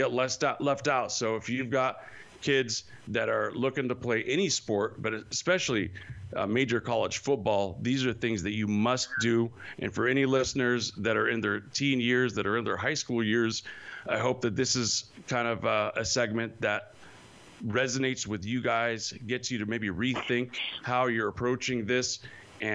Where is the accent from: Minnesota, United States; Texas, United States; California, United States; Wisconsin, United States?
California, United States; Modesto; moved away; I am originally from Modesto, so I got 209 in my heart all the way